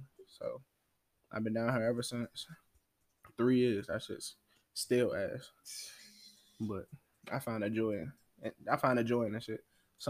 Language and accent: English; Washington, District of Columbia, United States; moved away; also born or lived in Prince George's County, Maryland; Okay, yeah, I'm from Uptown DC, mm-hmm. Northwest. I was born on I was raised on Harvard Street, you know what I'm saying, up from the across from Howard University and shit, so I've been up there for a little minute and then moved to PG County, Maryland